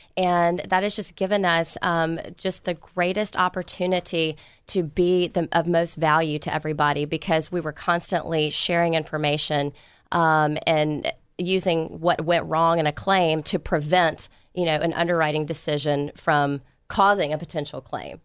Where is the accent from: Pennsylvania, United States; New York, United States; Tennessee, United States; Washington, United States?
Tennessee, United States; Memphis; moved away as an adult; also born or lived in Dallas; now in Houston, United States; I'm born and raised in Memphis, Tennessee